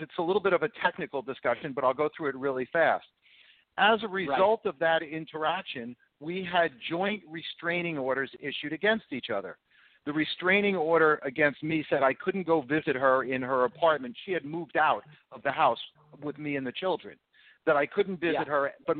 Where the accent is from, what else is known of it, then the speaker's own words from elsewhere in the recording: New Jersey, United States; Look, I came from New Jersey.